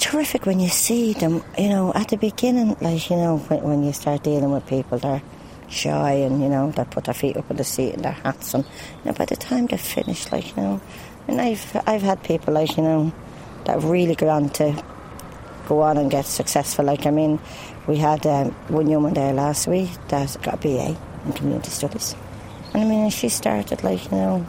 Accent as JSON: {"language": "English", "country": "Taiwan", "second_language": "English", "moved": "as an adult", "lives_now": "Ireland", "said": "I'm originally from Taiwan."}